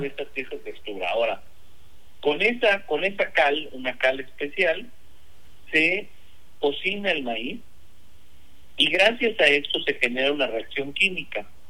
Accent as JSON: {"language": "Spanish", "country": "Mexico", "said": "Todos los mexicanos deberíamos"}